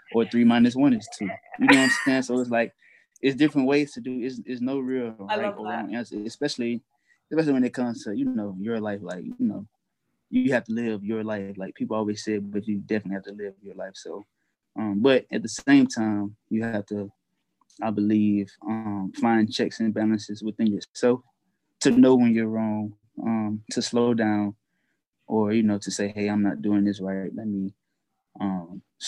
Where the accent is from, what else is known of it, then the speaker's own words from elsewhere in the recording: Louisiana, United States; I'm from where I'm from, Louisiana, or from the South